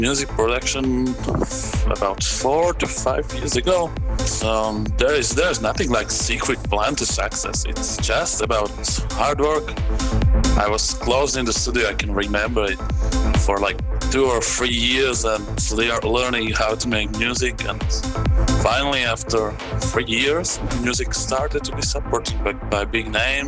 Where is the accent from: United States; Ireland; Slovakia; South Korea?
Slovakia; Bratislava, Bratislava Region; in Bratislava, in my hometown